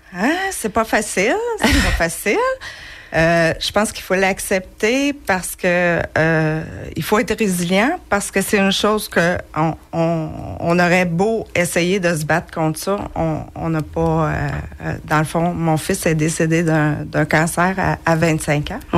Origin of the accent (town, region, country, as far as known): Acton Vale, Quebec, Canada; born or raised there; also born or lived in Montreal